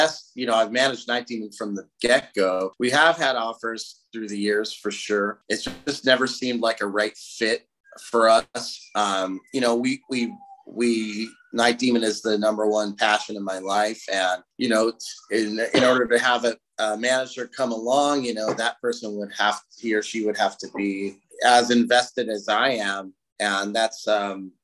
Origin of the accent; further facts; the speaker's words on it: Southern California, United States; We're from Southern California